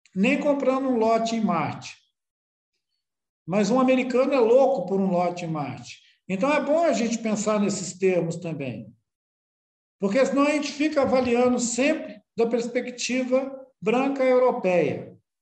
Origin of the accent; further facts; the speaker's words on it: Brazil; daqui da beira do rio, onde eu nasci